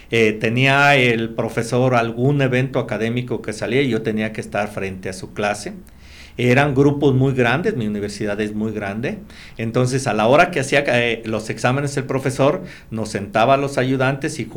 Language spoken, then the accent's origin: Spanish; San Luis Potosí, Mexico; also born or lived in Monterrey / Armore, Oklahoma; yo a mi tierra, San Luis